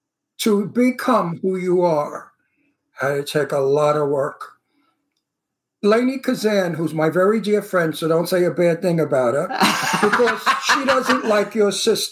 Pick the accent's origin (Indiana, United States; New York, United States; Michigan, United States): New York, United States; New York City; accent: Brooklyn; now in Palm Springs, United States; No, I'm from Red Hook Projects.